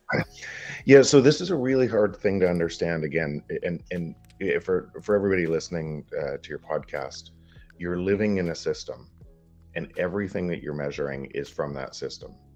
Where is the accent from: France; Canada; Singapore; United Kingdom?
Canada; From Canada, I'm entrepreneur